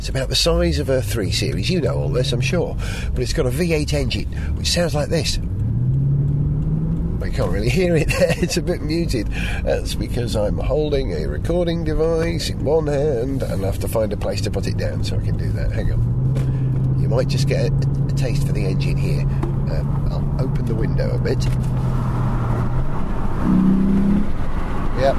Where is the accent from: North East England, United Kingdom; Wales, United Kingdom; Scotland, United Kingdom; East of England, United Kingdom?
Wales, United Kingdom; Holywell; moved away; Holywell, my hometown